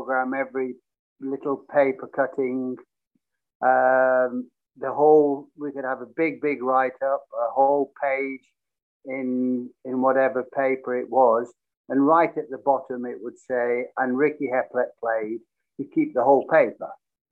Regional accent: Bolton, North West England, United Kingdom; moved away as an adult; also born or lived in Preston / London; Bolton Wanderers, which was my hometown

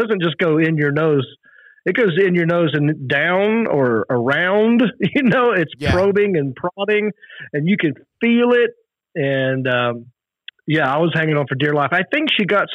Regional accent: Mountain View, California, United States; it's urgent care in Mountain View. So I get recognized in my hometown quite a bit

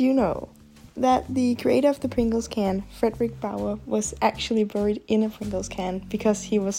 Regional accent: Denmark; I'm from Denmark.

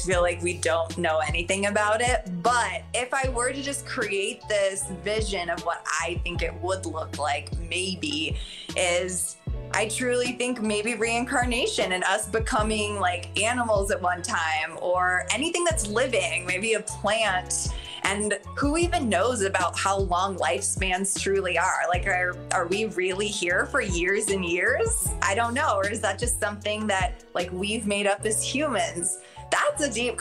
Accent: Arizona, United States; I grew up in Arizona.

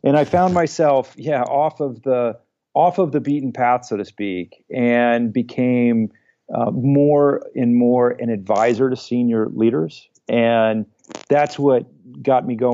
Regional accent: New Hampshire, United States; moved away as an adult; also born or lived in Ohio; New Hampshire is where I grew up and it was home

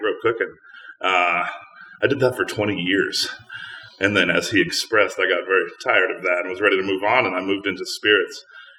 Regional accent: New Jersey, United States; moved away; I grew up in New Jersey as a little kid

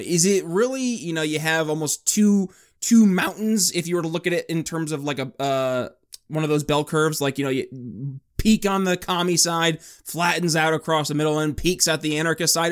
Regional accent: northern New York, United States; now in Indiana, United States; I was born and raised in New York State

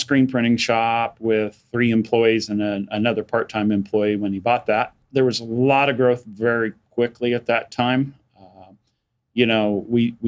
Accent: Wichita, Kansas, United States; I was born in Wichita, was raised out in northwest Wichita when it was out in the country

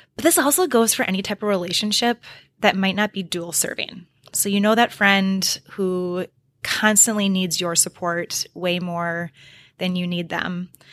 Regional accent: Oconomowoc, Wisconsin, United States; moved away as an adult; also born or lived in Iowa / Dubuque, Iowa; I still also have a lot of really, really, really good friends in my hometown of Oconomowoc, Wisconsin

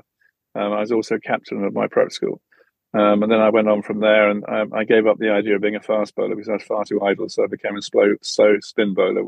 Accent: Essex, East of England, United Kingdom; I was brought up in Essex.

